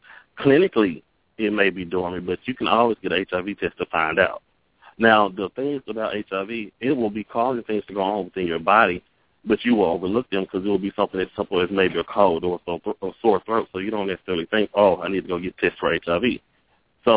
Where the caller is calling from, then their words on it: Jackson, Mississippi, United States; I'm calling from Jackson, Mississippi